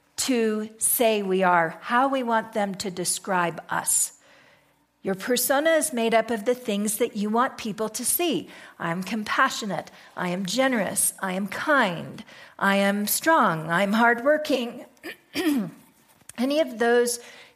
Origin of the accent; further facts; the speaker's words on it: United States; we're American.